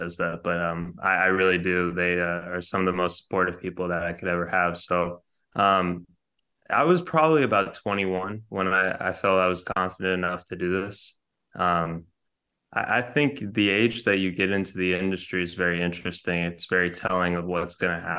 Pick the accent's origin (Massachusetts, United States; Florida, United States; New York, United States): Massachusetts, United States; Boston; growing up in Boston, you know, East Coast kind of vibe